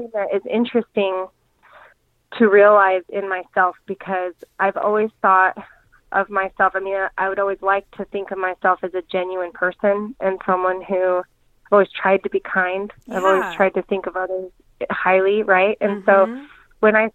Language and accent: English; Kaysville, Utah, United States; moved away as an adult; also born or lived in Arizona; My now husband, which we grew up in Kaysville together, so we dated a little bit growing up